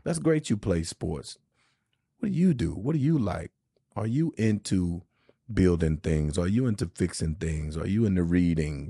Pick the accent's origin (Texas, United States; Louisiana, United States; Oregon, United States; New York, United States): Louisiana, United States; Shreveport; moved away; my hometown of Shreveport